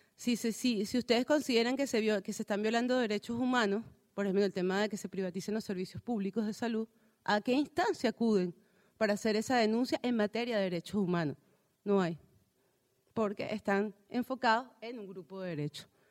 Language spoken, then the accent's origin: Spanish; Venezuela; como sociedad venezolana